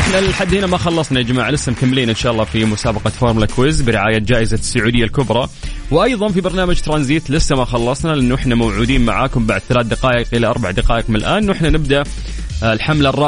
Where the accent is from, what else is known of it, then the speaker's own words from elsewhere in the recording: Jeddah, Makkah Province, Saudi Arabia; من اللي فاز عندنا في جده المره اللي فاتت؟